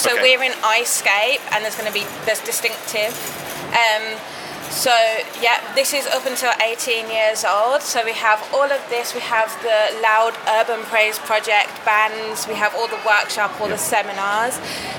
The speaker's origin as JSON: {"language": "English", "town": "Birmingham", "region": "West Midlands", "country": "United Kingdom", "said": "We're from Birmingham."}